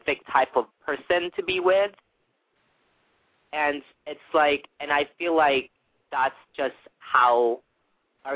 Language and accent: English; Philippines; being Filipino